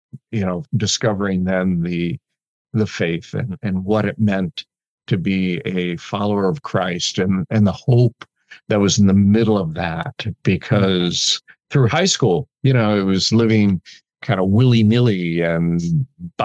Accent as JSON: {"language": "English", "area": "outside of Chicago", "region": "Illinois", "country": "United States", "tie": "born or raised there", "moved": "yes", "said": "growing up outside of Chicago"}